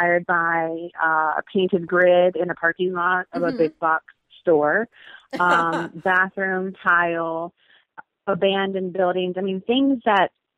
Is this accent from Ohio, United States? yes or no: yes; Cincinnati, Ohio, United States; I am from Cincinnati, Ohio